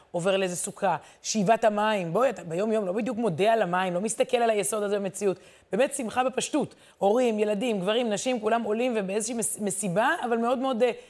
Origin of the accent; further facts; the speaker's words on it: Jerusalem, Jerusalem District, Israel; אני כירושלמית, תמיד אני אוהבת לקרוא את הקטעים האלה, כי הירושלמים יוצאים לצורך העניין לגשר המיתרים